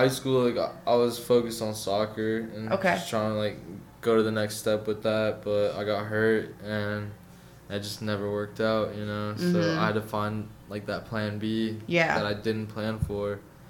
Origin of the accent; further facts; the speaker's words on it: Raleigh, North Carolina, United States; moved away as an adult; Raleigh, North Carolina.